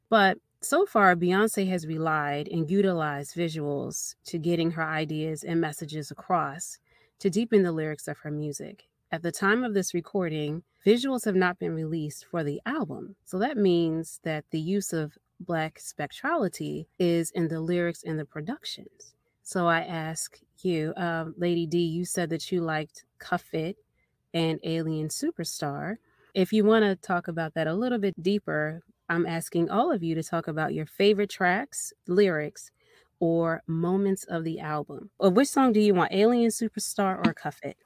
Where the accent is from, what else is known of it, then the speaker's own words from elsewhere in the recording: Baltimore, Maryland, United States; everybody knows I'm from Baltimore and I'm from over west, but I grew up in the West Indian section of Baltimore City